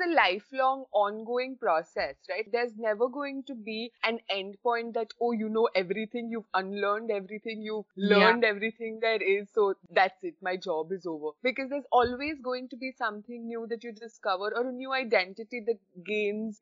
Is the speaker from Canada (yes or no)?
no; India; now in United Kingdom; I'm in the UK from India